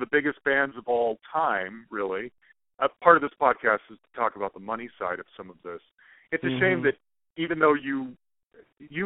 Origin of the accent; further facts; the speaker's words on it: Salt Lake City, Utah, United States; now in Denver, United States; I was a young kid growing up in Salt Lake City, Mormon kid